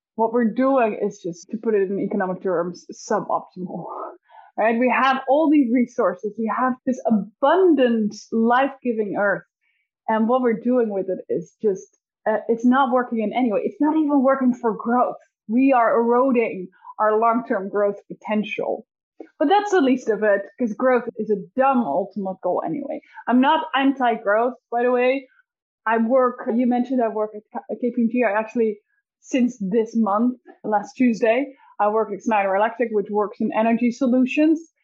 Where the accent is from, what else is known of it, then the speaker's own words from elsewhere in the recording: Netherlands; I'm from the Netherlands